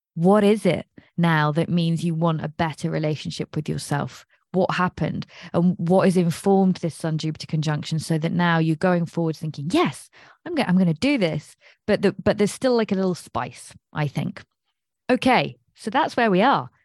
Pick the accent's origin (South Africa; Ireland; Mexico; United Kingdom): United Kingdom; England; I'm English.